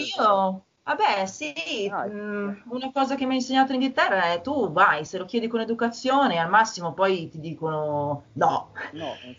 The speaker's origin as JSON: {"language": "Italian", "town": "Milan", "region": "Lombardy", "country": "Italy", "tie": "born or raised there", "also_born_or_lived": "England", "moved": "as an adult", "said": "io sono di Milano"}